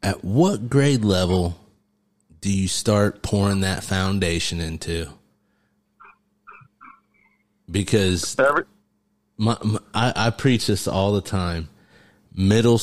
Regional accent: Mississinewa area, Indiana, United States; we grew up over here in Mississinewall

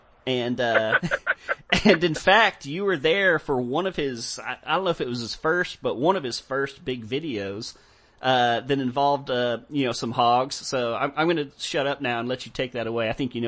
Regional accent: Texas, United States; growing up in Texas and stuff, Texas is very privatized. It's hard to find places to go deer hunting.

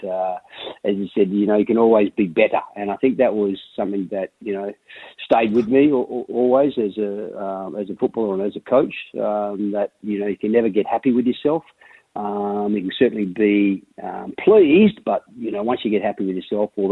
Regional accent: Kalgoorlie, Western Australia, Australia; born or raised there; also born or lived in Perth

